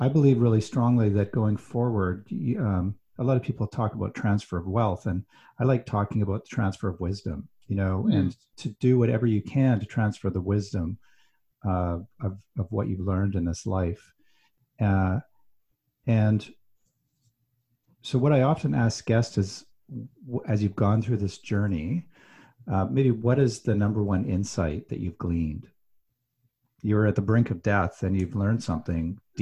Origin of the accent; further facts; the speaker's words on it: Alberta, Canada; I grew up in Alberta, which is part of Canada